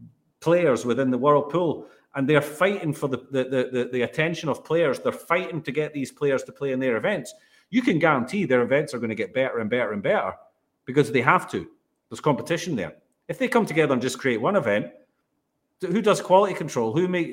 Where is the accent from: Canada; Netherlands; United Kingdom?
Netherlands; but I'm actually Dutch, and play for the Dutch.